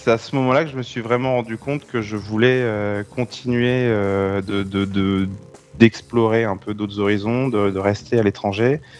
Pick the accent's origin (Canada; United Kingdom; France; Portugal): France; Centre-Val de Loire; Justement, peut-être parce que je viens du Loir-et-Cher.